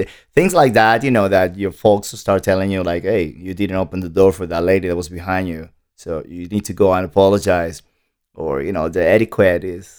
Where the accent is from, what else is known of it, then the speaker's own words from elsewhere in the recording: Santo Domingo, Distrito Nacional, Dominican Republic; now in United States; No, I was born in the Dominican Republic, okay. In Santo Domingo. Born and raised pretty much, yeah.